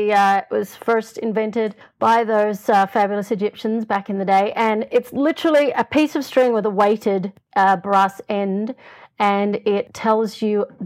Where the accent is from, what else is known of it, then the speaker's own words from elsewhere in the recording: Australia; moved away as an adult; now in Los Angeles, United States; I'm an Australian